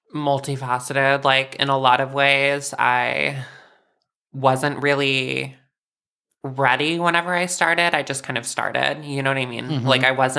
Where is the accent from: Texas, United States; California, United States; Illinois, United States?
Texas, United States; Flower Mound; also born or lived in Denton, Texas; now in Dallas, United States; I grew up in Flower Mound, and then lived in Denton, and then now Dallas. So Basically, yeah, Dallas my whole life.